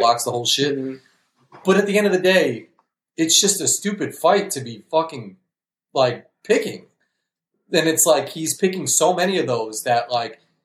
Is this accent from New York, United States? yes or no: yes; New York, United States; we're from New York